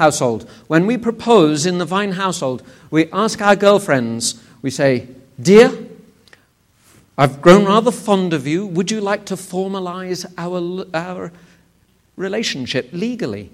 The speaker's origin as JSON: {"language": "English", "region": "England", "country": "United Kingdom", "said": "I'm from England"}